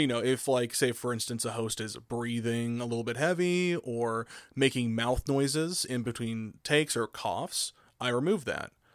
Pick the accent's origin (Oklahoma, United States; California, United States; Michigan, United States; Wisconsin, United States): Oklahoma, United States; I grew up in Oklahoma